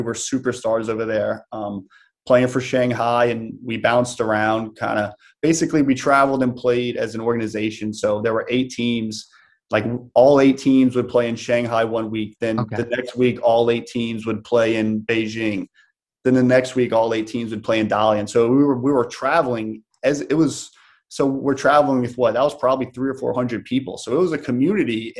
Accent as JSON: {"language": "English", "town": "New Orleans", "region": "Louisiana", "country": "United States", "tie": "born or raised there", "said": "I was playing arena football for the New Orleans Voodoo, my hometown team"}